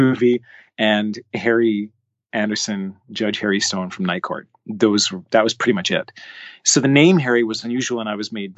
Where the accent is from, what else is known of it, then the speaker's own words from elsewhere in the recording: Canada; I played soccer, loved playing ball hockey, as all Canadian kids